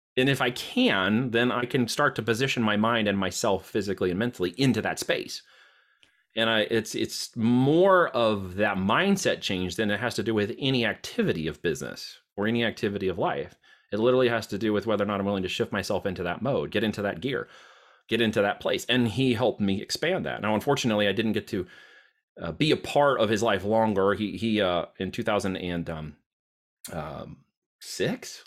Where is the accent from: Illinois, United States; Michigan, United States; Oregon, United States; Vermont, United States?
Oregon, United States; moved away as an adult; also born or lived in Iowa; I'm headed out from Oregon